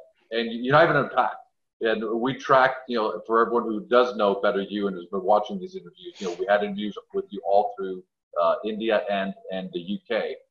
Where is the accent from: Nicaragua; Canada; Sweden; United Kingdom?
Canada; Because obviously we're Canadian and a lot of us don't know who NSDC is.